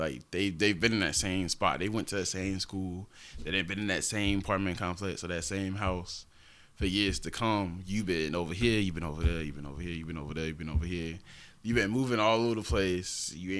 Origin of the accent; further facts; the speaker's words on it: Augusta, Georgia, United States; also born or lived in Keysville; originally, I was born in Augusta, but we were staying in Keysville off rip until I was, like, 3. Then we moved to Augusta.